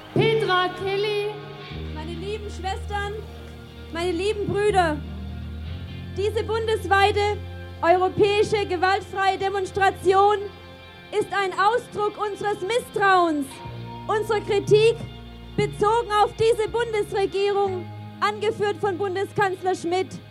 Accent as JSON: {"language": "German", "region": "Berlin", "country": "Germany", "tie": "born or raised there", "said": "Ich bin 1965 geboren und habe meine Jugend in Ostberlin erlebt"}